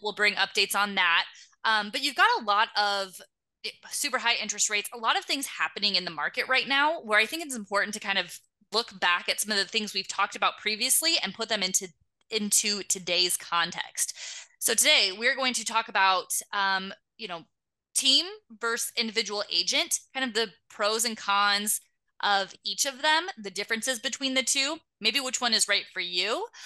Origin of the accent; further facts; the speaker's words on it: Omaha, Nebraska, United States; my hometown of uh, Omaha, Nebraska.